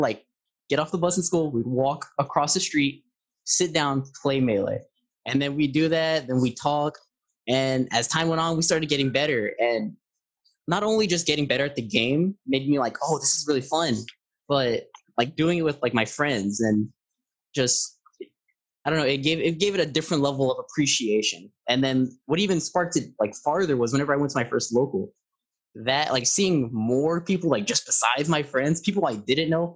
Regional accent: San Antonio, Texas, United States; I am from San Antonio

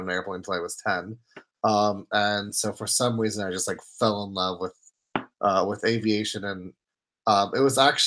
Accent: New Jersey, United States; English is a second language; also born or lived in Poland; when I was born in Poland, when I was 10, my parents and I moved to New York, or actually New Jersey

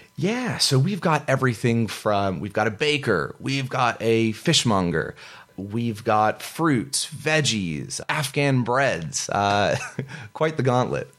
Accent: San Francisco, California, United States; moved away as an adult; growing up in North Beach

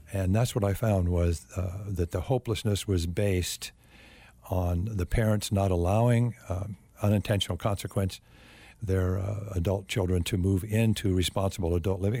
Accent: Phoenix, Arizona, United States; I grew up in the Phoenix area and was raised Catholic

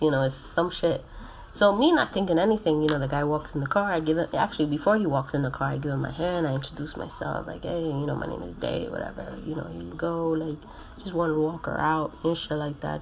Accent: New Jersey, United States; I'm fucking Puerto Rican, but I was born and raised in New Jersey

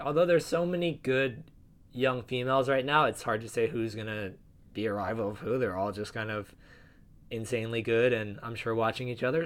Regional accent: New Jersey, United States; I'm from New Jersey

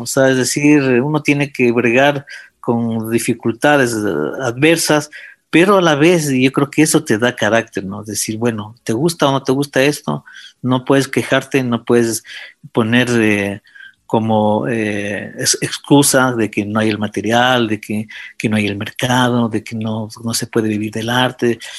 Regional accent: Quito, Pichincha, Ecuador; yo nací en Quito el año de 1957

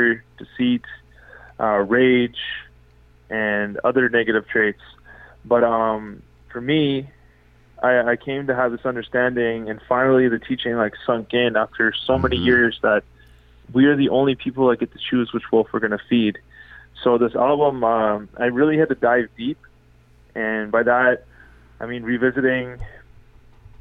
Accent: Ottawa, Ontario, Canada; Born and raised in unceded, unsurrendered Algonquin territory, which is now referred to as Ottawa, Ontario, Canada.

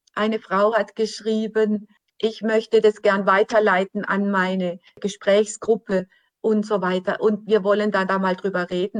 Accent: Germany; für uns als Deutsche

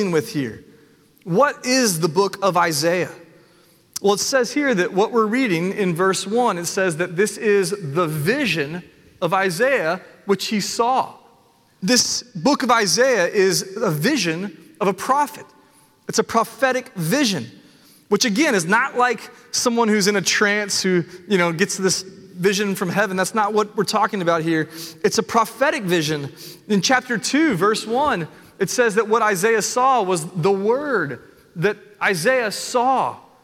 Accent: Nashville, Tennessee, United States; I was born and raised in Nashville

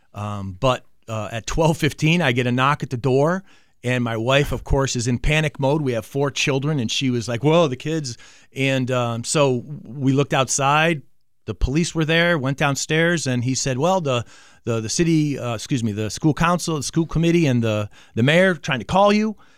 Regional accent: Manchester, Connecticut, United States; moved away as an adult; also born or lived in Carson City, Nevada; grew up in Manchester, Connecticut

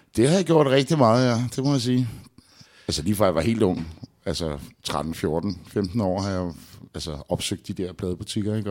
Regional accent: Albertslund, Capital Region of Denmark, Denmark; ude i Albertslund, hvor jeg voksede op

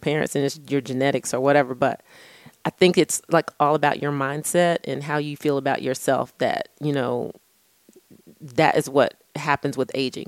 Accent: Texas, United States; I'm from Texas

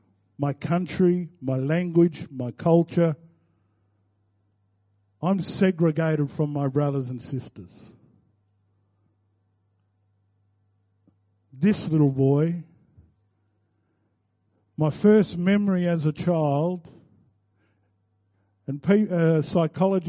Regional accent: Victoria, Australia; also born or lived in Balranald, New South Wales; I'm now an Australian citizen

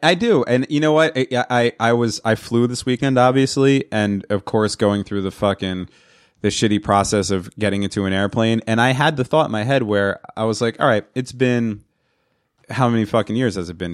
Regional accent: New York area, United States; I'm from the New York area

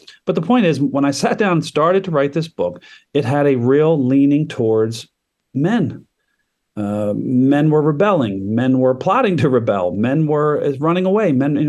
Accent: Baltimore, Maryland, United States; now in Houston, United States; I'm a Baltimore native, so I grew up on Frederick Douglass and Harriet Tubman.

